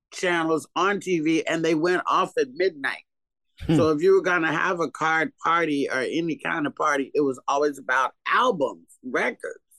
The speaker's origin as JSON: {"language": "English", "area": "Bay Area", "region": "California", "country": "United States", "tie": "born or raised there", "also_born_or_lived": "Arkansas / Oakland, California / Castro Valley, California", "said": "Well, I was born in Arkansas, oh, but I was raised back. in the Bay Area."}